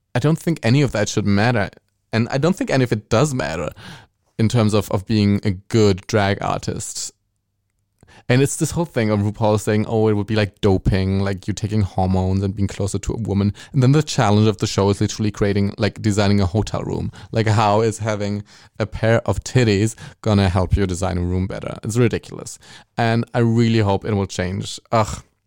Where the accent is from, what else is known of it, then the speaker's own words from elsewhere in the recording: Germany; accent: German; English is a second language; my German accent, speaking English